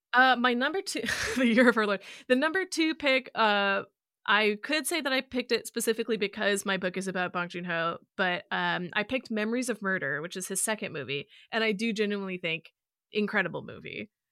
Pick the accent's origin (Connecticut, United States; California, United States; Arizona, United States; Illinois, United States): Illinois, United States; moved away; I would have been in Illinois at this point